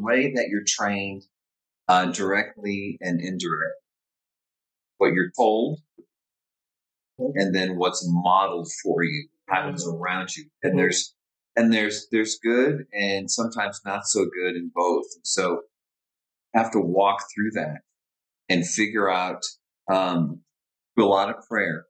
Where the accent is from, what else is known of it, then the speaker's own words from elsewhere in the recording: Orange County, Southern California, United States; I'm from Southern California, Orange County, born and raised